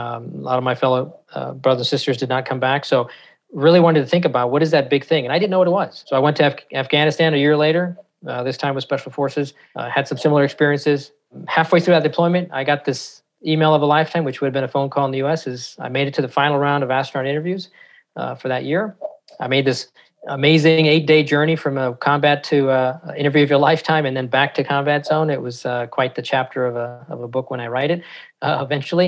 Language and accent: English; San Francisco, California, United States; grew up in not the best part of San Francisco